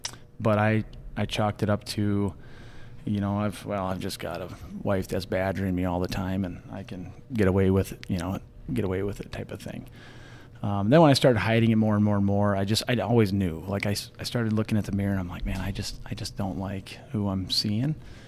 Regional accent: Beresford, South Dakota, United States; moved away as an adult; also born or lived in Grand Forks; now in Sioux Falls, United States; growing up in Beersford in a small town, got a great family, real tight-knit family down there.

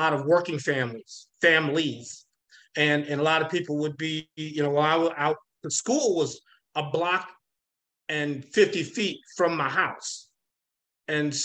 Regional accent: St. Louis, Missouri, United States; I grew up, started out in the city of St. Louis on Lexington, went to Lexington grade school.

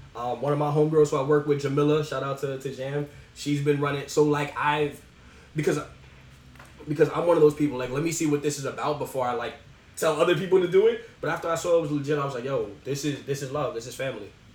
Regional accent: New York City, New York, United States; born and raised in the Bronx

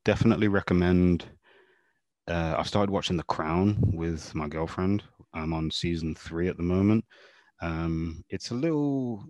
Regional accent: England, United Kingdom; even though I'm from England, I knew very little about modern English history.

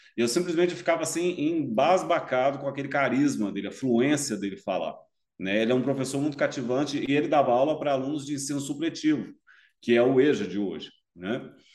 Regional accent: Brasília, Federal District, Brazil; also born or lived in Goiânia, Brazil; now in Curitiba, Brazil; eu sou natural de Brasília

